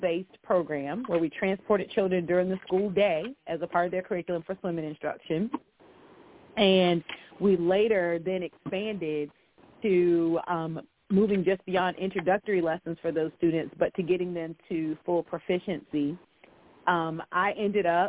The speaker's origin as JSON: {"language": "English", "region": "Virginia", "country": "United States", "tie": "born or raised there", "said": "I grew up in Virginia on the coast"}